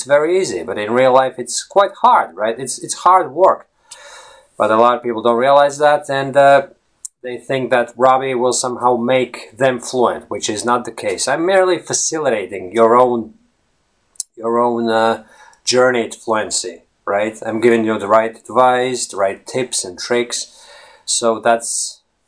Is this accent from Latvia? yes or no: yes; Latvia; first language Latvian; English is a second language; moved away as an adult; Latvian, which is my native language